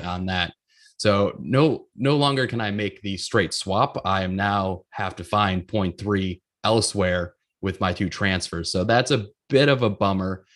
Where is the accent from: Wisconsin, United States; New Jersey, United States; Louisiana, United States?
Wisconsin, United States; Grafton; He's from my hometown